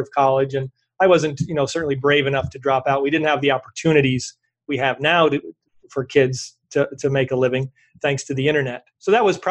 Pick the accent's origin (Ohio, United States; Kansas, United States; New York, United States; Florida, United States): New York, United States; I'm from New York.